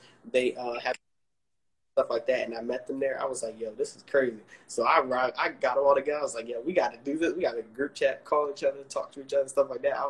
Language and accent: English; Maryland, United States; now in Atlanta, United States; I'm from Maryland.